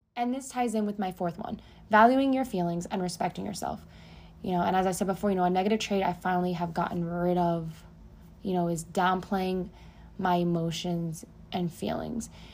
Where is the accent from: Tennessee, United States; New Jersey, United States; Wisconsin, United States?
New Jersey, United States; moved away as an adult; now in Florida, United States; I was born and raised in Jersey, and at 24, I left and came to Florida